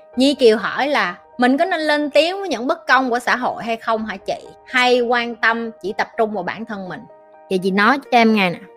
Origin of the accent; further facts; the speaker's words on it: Vietnam; first language Vietnamese; chị là người Việt Nam